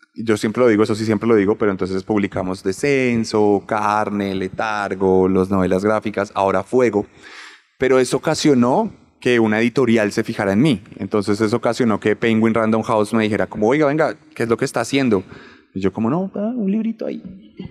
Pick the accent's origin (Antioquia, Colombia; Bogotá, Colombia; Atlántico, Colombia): Bogotá, Colombia; yo soy un bogotano que nació en el 91